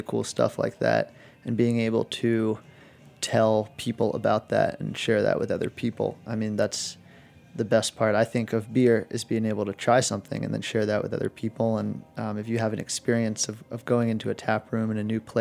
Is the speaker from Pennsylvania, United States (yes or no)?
yes; Pittsburgh, Pennsylvania, United States; I'm from Pittsburgh